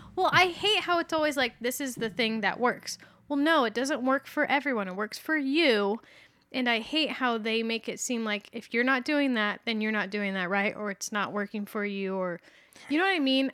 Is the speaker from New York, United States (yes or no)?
no; Fountain Valley, California, United States; also born or lived in Santa Ana, California; I was born in Fountain Valley